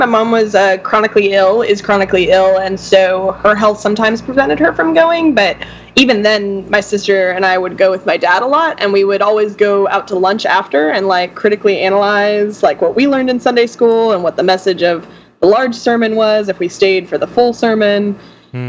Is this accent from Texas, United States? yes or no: yes; Central Texas, United States; moved away as an adult; also born or lived in outside of Austin, Texas / north of Dallas, Texas; now in New Orleans, United States; I grew up in Central Texas, went to school north of Dallas, and relocated right after graduation